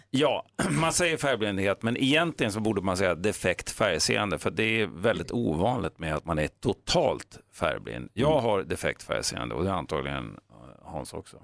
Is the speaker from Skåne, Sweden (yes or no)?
no; Jämtland, Sweden; under min uppväxt uppe i Jämtland